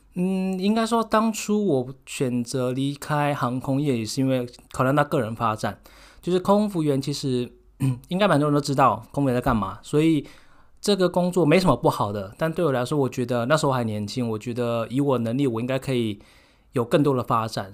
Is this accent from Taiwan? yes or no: yes; Taiwan; now in Netherlands; 就像我们台湾人聚在一起，你如果在跟台湾人讲话，你会自动转成中文